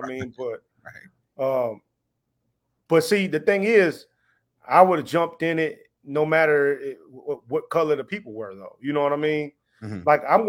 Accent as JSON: {"language": "English", "region": "the South", "country": "United States", "moved": "as an adult", "said": "I'm from the South, man. I lived in the South, you know what I'm saying, until I joined the military."}